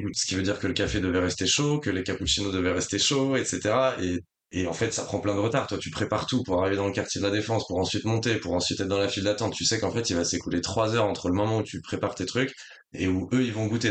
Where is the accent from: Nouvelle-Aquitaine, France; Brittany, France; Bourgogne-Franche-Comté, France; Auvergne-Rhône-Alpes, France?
Brittany, France; Rennes; also born or lived in La Rochelle; now in Paris, France; je suis breton de base, du coup j'ai vécu longtemps à Rennes